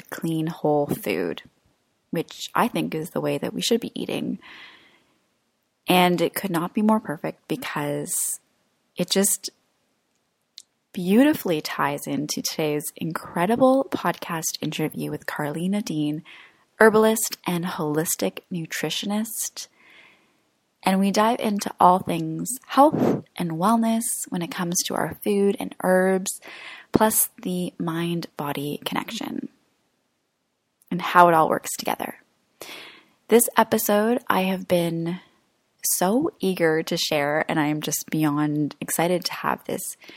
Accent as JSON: {"language": "English", "country": "Croatia", "moved": "yes", "said": "I'm in my home country right now of Croatia"}